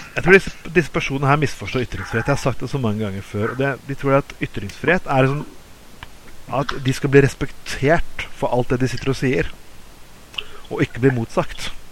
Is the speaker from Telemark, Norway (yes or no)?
yes; Skien, Telemark, Norway; now in Bergen, Norway; jeg kommer fra Skien. og som hadde stor papirindustri tidligere